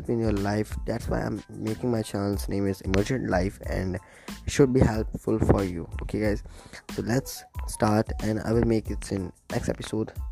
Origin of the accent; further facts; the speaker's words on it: India; I'm from India